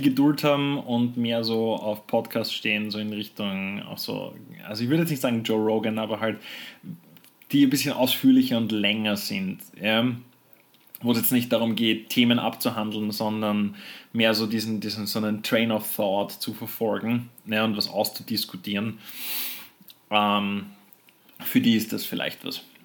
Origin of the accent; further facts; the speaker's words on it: Austria; bei uns in Österreich